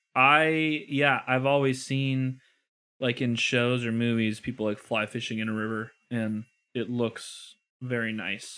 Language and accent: English; Illinois, United States; I'm from Illinois